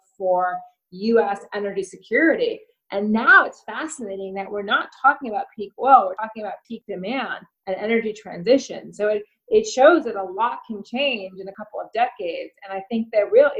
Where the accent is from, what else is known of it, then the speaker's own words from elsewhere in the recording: Washington, District of Columbia, United States; I grew up in Washington, D.C.